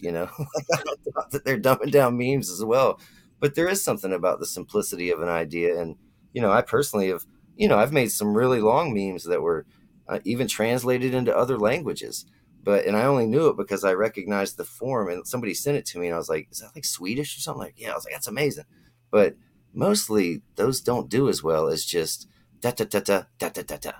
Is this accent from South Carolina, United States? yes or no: no; Florida, United States; I'm from Florida